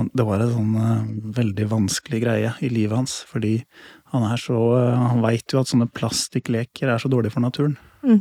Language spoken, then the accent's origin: Norwegian; Lier, Buskerud, Norway; Jeg har vokst opp eh, på et småbruk da, i Lier